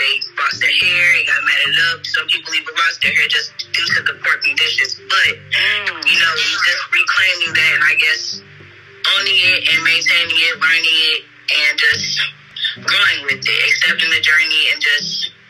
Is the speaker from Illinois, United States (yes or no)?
yes; Chicago, Illinois, United States; I am from Chicago, Illinois, born and raised.